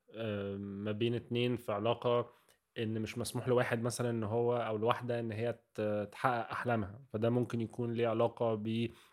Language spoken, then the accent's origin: Arabic; Egypt; احنا بنقول ان هي موجوده في ثقافتنا عامه كمصريين